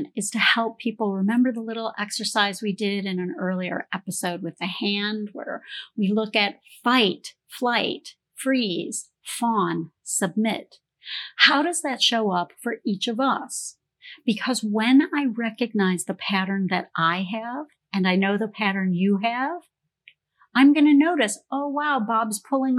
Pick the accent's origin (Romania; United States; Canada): Canada; moved away; I grew up in Canada